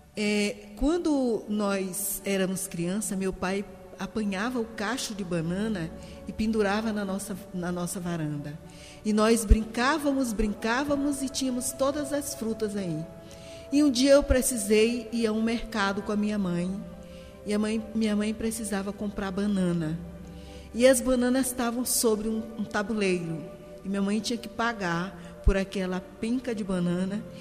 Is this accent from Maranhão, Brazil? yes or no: yes; São Luís, Maranhão, Brazil; also born or lived in Guimarães, Maranhão; Nasci em Guimarães, uma cidade no continente do estado do Maranhão. Moro atualmente na ilha de São Luís do Maranhão